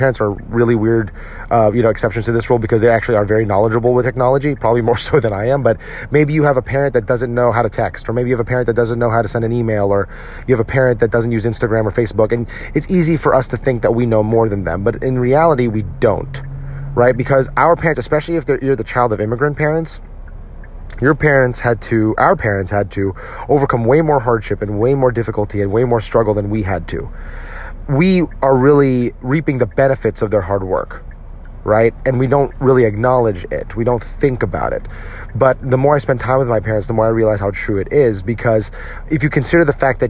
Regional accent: United States; now in Texas, United States; we as Filipino Americans, the children of these immigrant parents

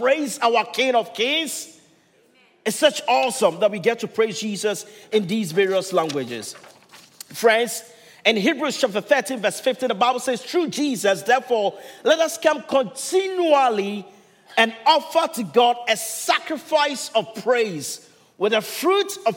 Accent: Ghana; first language Twi; English is a second language; now in Milpitas, United States; my home country, Ghana

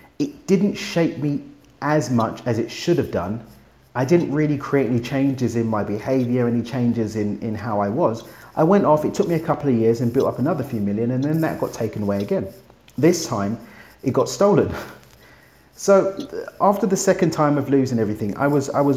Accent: London, United Kingdom; now in Mexico; I'm from East London in the UK, but I now get to live in Mexico

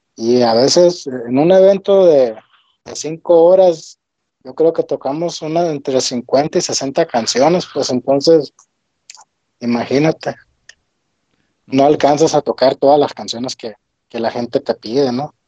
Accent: Hermosillo, Sonora, Mexico; soy de aquí de Hermosillo.

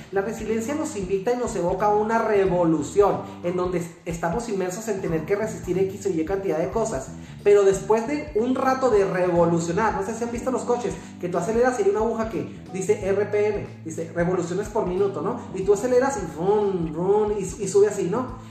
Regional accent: Mexico; los mexicanos también somos norteamericanos

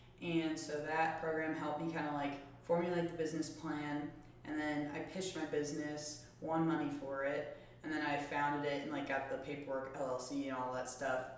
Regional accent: St. Louis, Missouri, United States; I'm from the St. Louis area and currently a student at Mizzou.

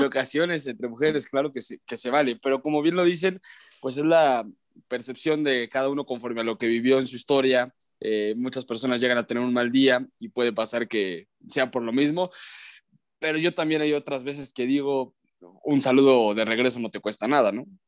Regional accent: León, Guanajuato, Mexico; moved away as an adult; also born or lived in Ciudad Satélite, State of Mexico / Guadalajara; now in Mexico City, Mexico; yo nací en satélite. Digo, digo que nací en León porque soy orgullosamente crecido en León, Guanajuato, pero nací en satélite, crecí en León

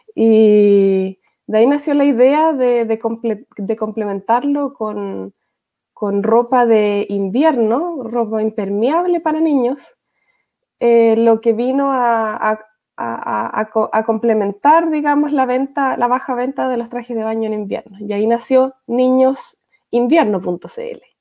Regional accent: Valdivia, Los Ríos, Chile; now in Austria; me nací y crié en Valdivia

